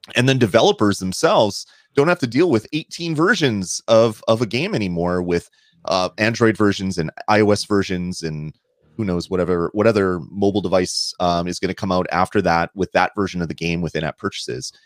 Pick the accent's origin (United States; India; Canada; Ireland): Canada; I'm Canadian